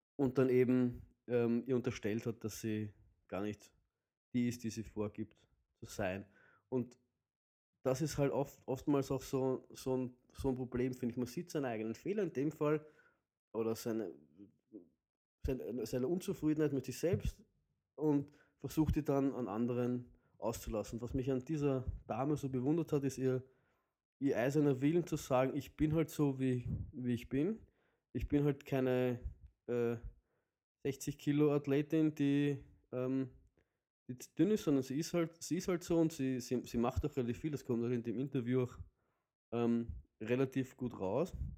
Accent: Vienna, Austria; bei uns in Wien würde man sagen, halt die, die, die, die sudern die ganze Zeit oder die raunzen die ganze Zeit

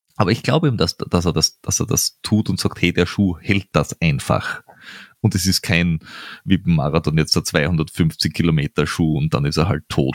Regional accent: Austria; als Österreicher

